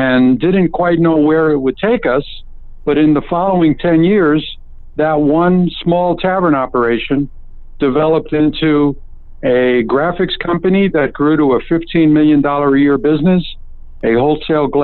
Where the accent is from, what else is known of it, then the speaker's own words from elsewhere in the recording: New York City, New York, United States; moved away as an adult; also born or lived in San Diego, California; now in Las Vegas, United States; as a teenager growing up in Brooklyn, New York